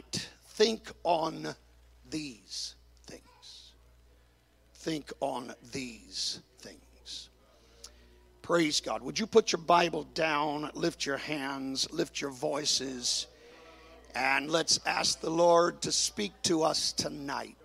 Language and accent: English; Dallas, Texas, United States; moved away; growing up in Dallas